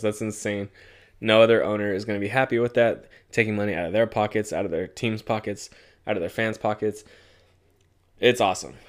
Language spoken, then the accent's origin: English; Southern California, United States; moved away as an adult; now in Central California, United States; I'm from Southern California.